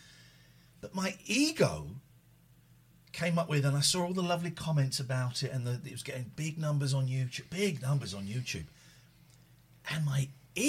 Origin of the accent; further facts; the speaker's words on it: Slough, South East England, United Kingdom; moved away; I grew up in Slough